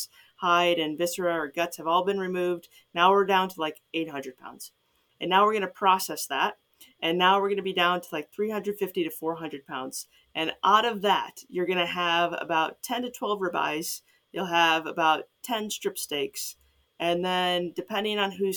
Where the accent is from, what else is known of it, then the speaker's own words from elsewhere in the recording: Chicago suburbs, Illinois, United States; moved away as an adult; now in Ohio, United States; I'm from Chicago suburbs